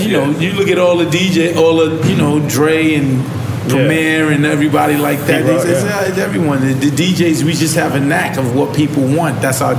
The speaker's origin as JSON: {"language": "English", "town": "New York City", "region": "New York", "country": "United States", "tie": "born or raised there", "said": "I'm from Hollis, Queens"}